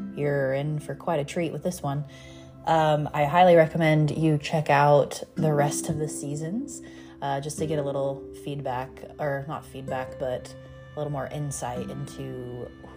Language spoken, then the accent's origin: English; United States; also born or lived in Laguna Beach, California; I'm from the States